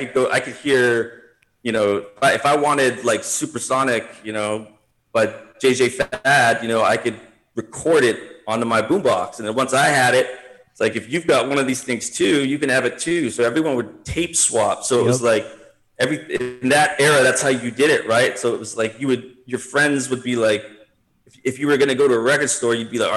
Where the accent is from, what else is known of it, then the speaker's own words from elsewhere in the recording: South Bay, California, United States; I grew up in the South Bay, so it's like Redondo Beach, Torrance, Gardena